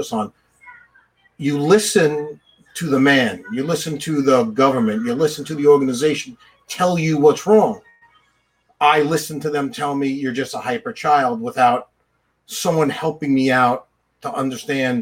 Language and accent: English; Bethpage, New York, United States; I grew up in Bethpage